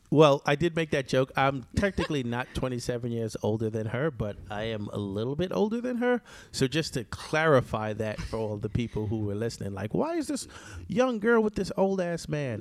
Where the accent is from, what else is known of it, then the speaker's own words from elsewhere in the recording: New York, United States; also born or lived in Jamaica; New Yorkers, we always have a knife somewhere